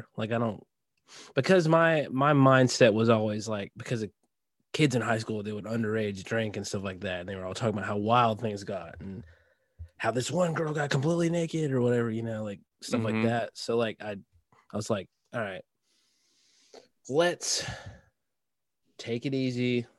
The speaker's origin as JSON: {"language": "English", "region": "Tennessee", "country": "United States", "tie": "born there", "said": "I was born in Tennessee"}